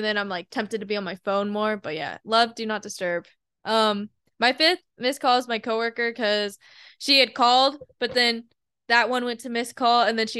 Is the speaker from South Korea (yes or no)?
yes; South Korea; I'm Korean, born in South Korea, so.